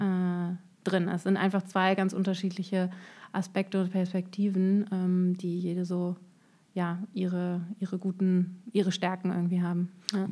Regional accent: Düsseldorf, North Rhine-Westphalia, Germany; moved away as an adult; also born or lived in Cologne; now in Darmstadt, Germany; geboren und aufgewachsen bin ich in Düsseldorf

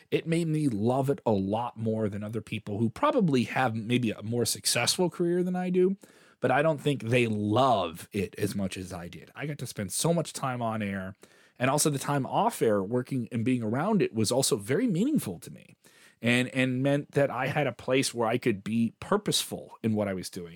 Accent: Chicago, Illinois, United States; I am a Chicagoan from the south side of Chicago

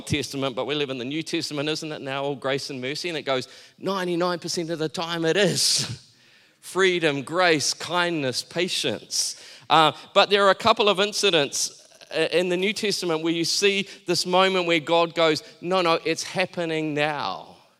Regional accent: Taranaki, New Zealand; I grew up in Taranaki.

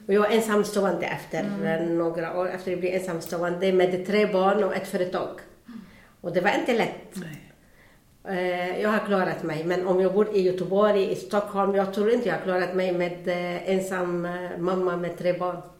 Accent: Beirut, Beirut Governorate, Lebanon; Swedish is a second language; now in Bengtsfors, Sweden; Jag kommer från Libanon på början

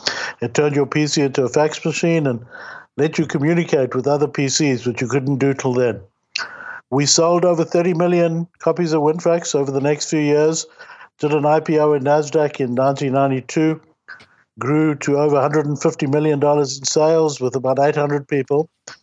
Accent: South Africa; now in Toronto, Canada; I came from South Africa to Toronto in the early 80s, and I was very lucky to have discovered a thriving software industry.

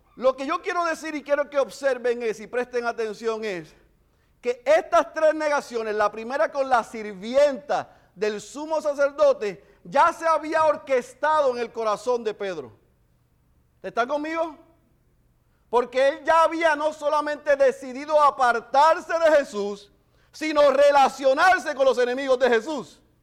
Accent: Bayamón, Puerto Rico; somos como yo de Bayamón

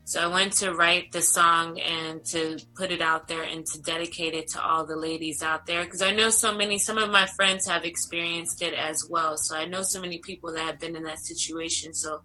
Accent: Los Angeles, California, United States; born and raised in Los Angeles.

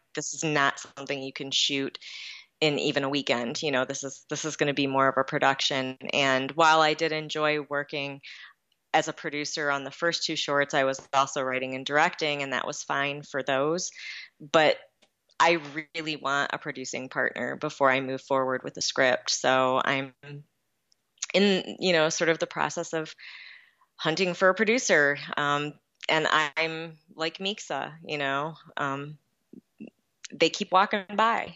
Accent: Lower Peninsula, Michigan, United States; also born or lived in Los Angeles, California; now in Calumet, United States; I was originally from the Lower Peninsula

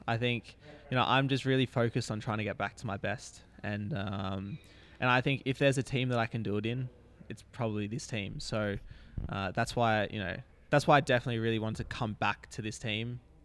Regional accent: Australia; being an Australian

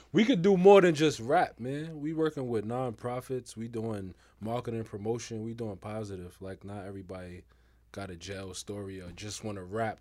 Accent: New York City, New York, United States; I'm from Harlem, man. Represent Harlem

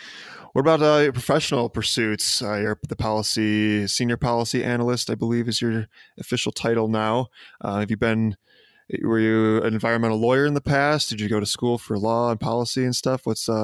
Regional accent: Chicago, Illinois, United States; I'm from the Midwest as well, from the Chicago area, and Devil's Lake is not too far from me in Wisconsin

